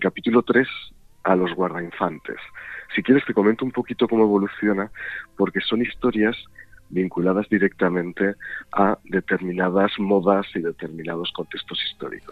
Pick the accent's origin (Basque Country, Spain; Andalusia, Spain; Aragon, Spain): Aragon, Spain; Jaca; yo, nací en Jaque